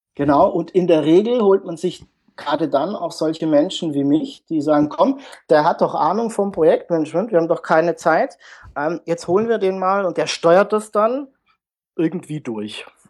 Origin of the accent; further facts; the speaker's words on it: Pforzheim, Baden-Württemberg, Germany; komme aus dem Süden der Republik, aus Pforzheim. Das liegt zwischen Karlsruhe und Stuttgart.